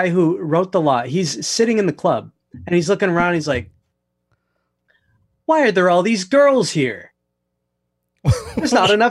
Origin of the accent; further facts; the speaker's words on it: United States; as an American, as an American